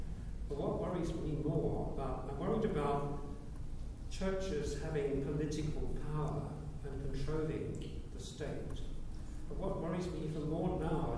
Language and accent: English; South Africa; moved away; I grew up in South Africa